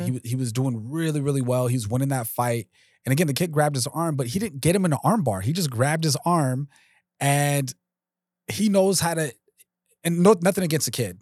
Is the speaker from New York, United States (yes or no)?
no; Los Angeles, California, United States; I grew up in North Hollywood